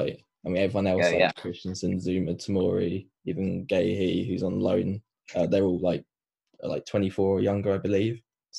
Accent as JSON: {"language": "English", "region": "England", "country": "United Kingdom", "said": "we're both English"}